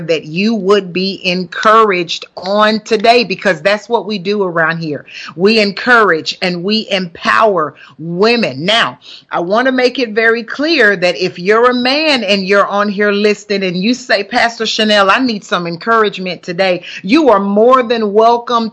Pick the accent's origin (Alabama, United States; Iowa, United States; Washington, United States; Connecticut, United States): Alabama, United States; Huntsville; accent: country; moved away as an adult; also born or lived in Columbus, Ohio; now in Bermuda; I'm born and raised from Huntsville, Alabama. And so that's why you hear the country accent that's coming